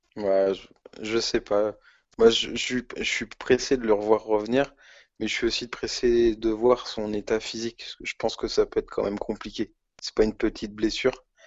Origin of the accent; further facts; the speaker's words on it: France; En tant que Français chauvin